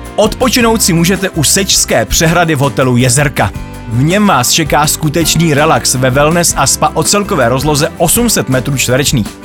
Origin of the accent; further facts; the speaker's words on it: Pardubice Region, Czechia; do mého rodného kraje, tedy Pardubického.